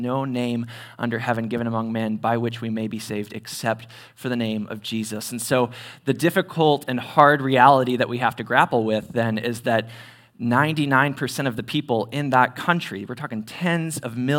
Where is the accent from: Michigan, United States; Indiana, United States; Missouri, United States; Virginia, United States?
Indiana, United States; Terre Haute; I am originally from Terre Haute. I went to Terre Haute South High School, graduated there in 2012